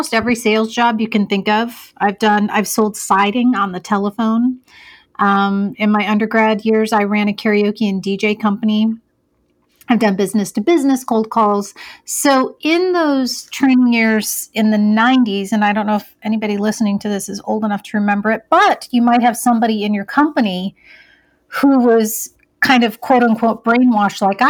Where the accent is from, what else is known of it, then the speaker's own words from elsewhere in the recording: Iowa, United States; I grew up in Iowa. I was actually Miss Iowa USA in 1997